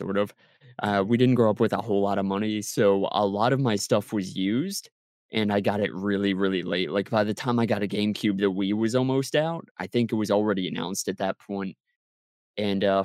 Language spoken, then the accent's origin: English; Maryland, United States; I grew up on the East Coast of the United States. I grew up in Maryland